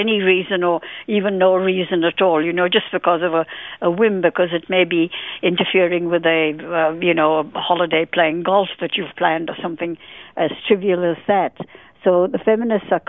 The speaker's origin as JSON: {"language": "English", "country": "India", "tie": "born or raised there", "also_born_or_lived": "London, United Kingdom", "moved": "as an adult", "lives_now": "Australia", "said": "I was born in India and I lived there for 22 years, nearly 23 years"}